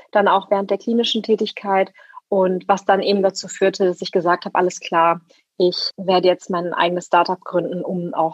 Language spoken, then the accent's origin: German; West Germany, Germany; also born or lived in Leipzig; Ja, ich bin als Westdeutsche mit türkischem Migrationshintergrund als Frau nach.